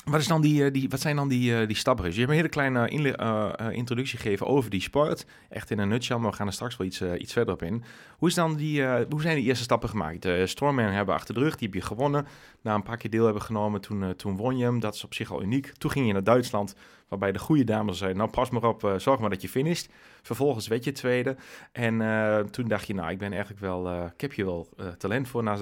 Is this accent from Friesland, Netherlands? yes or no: no; Nijeveen, Drenthe, Netherlands; uit Nijenveen.